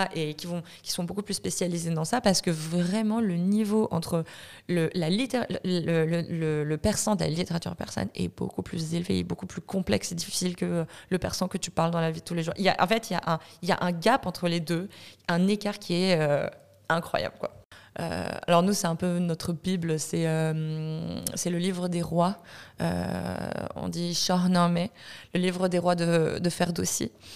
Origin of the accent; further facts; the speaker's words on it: France; moved away as an adult; also born or lived in Iran (ancestry); now in Montreal, Canada; je viens de France, je suis d'origine iranienne. je me suis expatriée à Montréal il y a un an maintenant